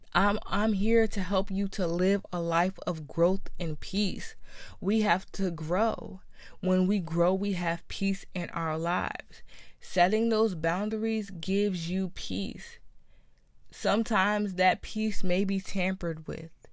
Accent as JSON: {"language": "English", "region": "New Jersey", "country": "United States", "said": "I'm from New Jersey"}